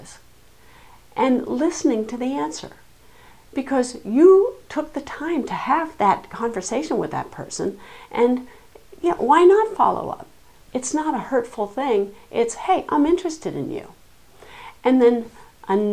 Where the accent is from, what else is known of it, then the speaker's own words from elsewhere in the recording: Nantucket, Massachusetts, United States; I come from Nantucket. We're an island